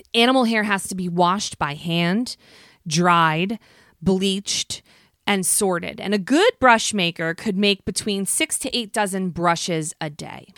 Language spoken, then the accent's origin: English; Asbury Park, New Jersey, United States; my hometown Asbury Park